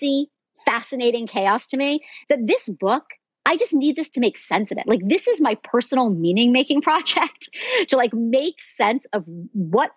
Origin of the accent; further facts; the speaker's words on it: New Jersey, United States; now in California, United States; I grew up in New Jersey